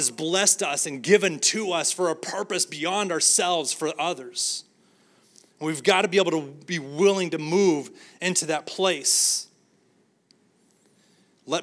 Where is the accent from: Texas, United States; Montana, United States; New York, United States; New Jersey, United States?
Texas, United States; San Angelo; now in Arlington, United States; my hometown, San Angelo